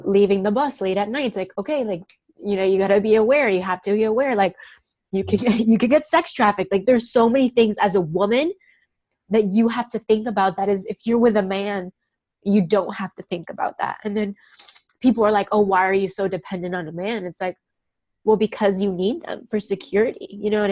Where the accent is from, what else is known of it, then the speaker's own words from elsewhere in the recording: Miami, Florida, United States; I'm like from Miami